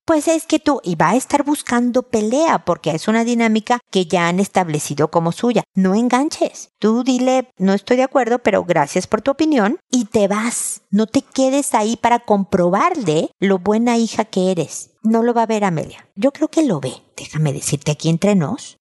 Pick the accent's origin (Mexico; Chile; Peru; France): Mexico; en mi tierra en México